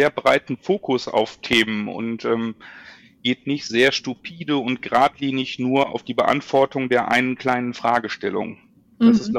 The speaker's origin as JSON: {"language": "German", "town": "Duisburg", "region": "North Rhine-Westphalia", "country": "Germany", "tie": "born or raised there", "said": "ich bin in Duisburg aufgewachsen und äh, Deswegen bin also ein, ein Kind des Ruhrgebiets"}